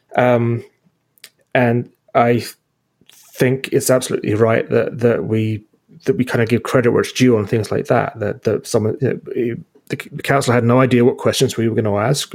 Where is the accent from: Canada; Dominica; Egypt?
Canada; Burlington, Ontario; we're from Burlington